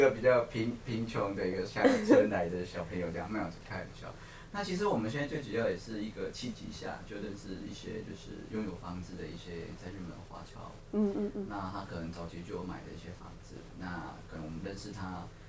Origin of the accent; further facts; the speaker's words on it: Baihe, Tainan, Taiwan; moved away as an adult; now in Tokyo, Japan; 可能比较乡村，就是乡下，因为我们在台南的白河，